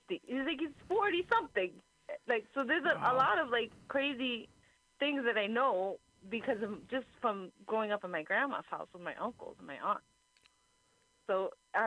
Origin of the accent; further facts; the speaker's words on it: Union City, New Jersey, United States; now in San Francisco Bay Area, United States; where my home is, like, where I grew up in Jersey